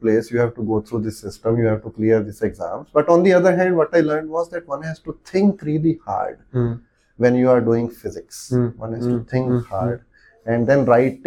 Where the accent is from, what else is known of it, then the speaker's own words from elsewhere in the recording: Talwara, Punjab, India; moved away as an adult; also born or lived in Chandigarh; now in Pune, India; I am actually Punjabi by birth, and my other district in Punjab called Hoshiarpur, where this small town called Tarwara is located on the banks of Bias River